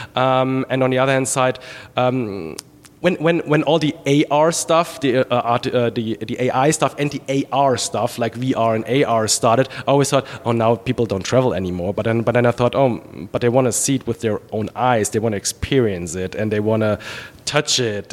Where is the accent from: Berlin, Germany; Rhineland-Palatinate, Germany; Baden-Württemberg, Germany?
Rhineland-Palatinate, Germany; Trier; English is a second language; moved away as an adult; also born or lived in Charlotte, United States; now in United States; my area where I was born in Trier on the Moselle River